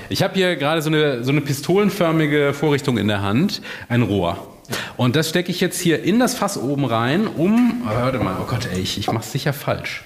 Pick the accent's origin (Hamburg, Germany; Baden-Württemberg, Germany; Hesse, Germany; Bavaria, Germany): Baden-Württemberg, Germany; Freiburg; Ich bin in Freiburg aufgewachsen